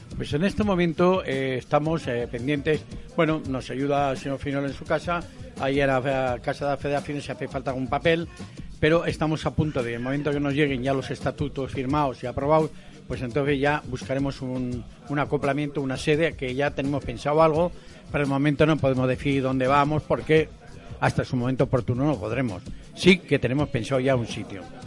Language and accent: Spanish; Aragon, Spain; now in Alicante, Spain; yo soy maño